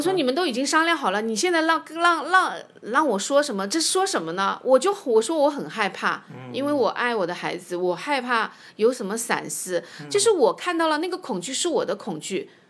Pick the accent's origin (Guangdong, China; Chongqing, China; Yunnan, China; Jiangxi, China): Jiangxi, China; Nanchang; moved away; also born or lived in Hefei, Anhui; 因为我是南昌人，江西人，但是合肥是我的第二故乡，在那里我生活了有二十年，在那里，呃，就是安家立业，然后生子生女